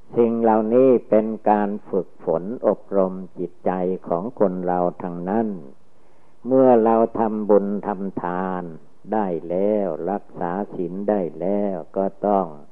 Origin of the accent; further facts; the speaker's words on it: Thailand; เมืองไทยเรา